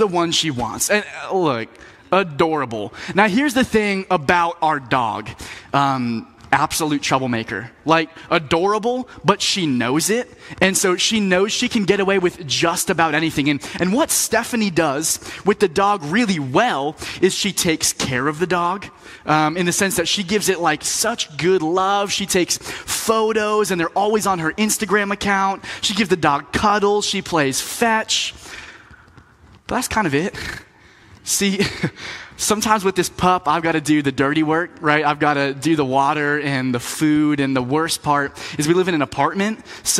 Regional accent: Florida, United States; moved away as an adult; also born or lived in Tampa, Florida / Lynchburg, Virginia; now in North Carolina, United States; I grew up in Florida, so I'm used to warm weather

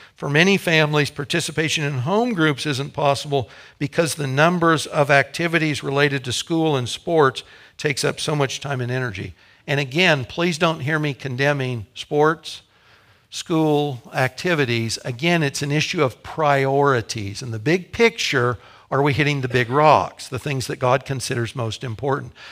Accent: Topeka, Kansas, United States; Kathy and I grew up in Topeka. Our families are here, our parents were here.

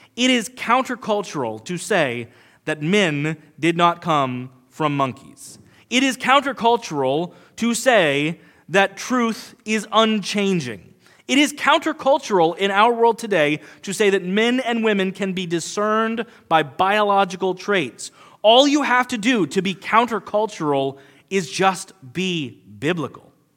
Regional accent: United States; we as modern American Christians

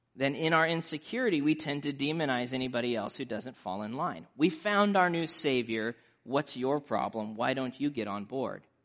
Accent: Nebraska, United States; growing up in Nebraska

